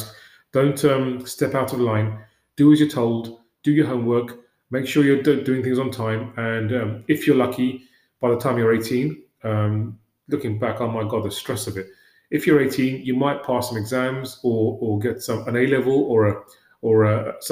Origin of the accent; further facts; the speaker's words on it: London, United Kingdom; I grew up in West London in a one-room